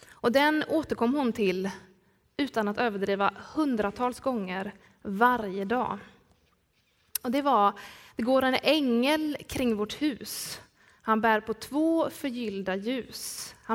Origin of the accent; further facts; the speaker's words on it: Skillinge, Skåne, Sweden; accent: Skåne; Ett par, tre somrar så jobbade jag på äldreboendet Ankaret nere i min hemby Skillinge.